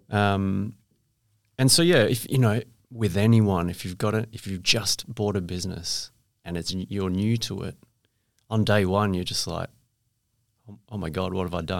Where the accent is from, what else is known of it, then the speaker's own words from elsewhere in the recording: Perth, Western Australia, Australia; I went to school here, uh, went to U